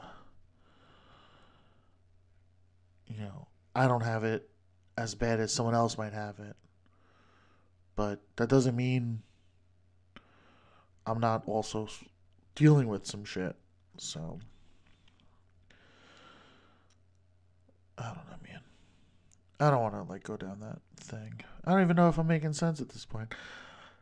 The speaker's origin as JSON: {"language": "English", "region": "New York", "country": "United States", "accent": "New York", "said": "I'm from New York"}